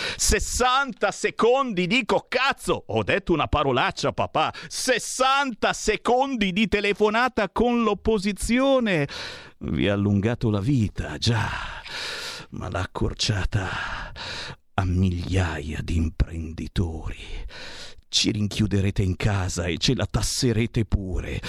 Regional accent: Monza, Lombardy, Italy; moved away as an adult; now in Milan, Italy; io sono di Monza

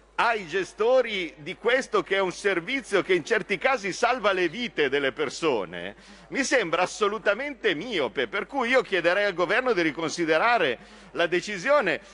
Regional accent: Lake Como, Lombardy, Italy; io che vengo da Lago di Como

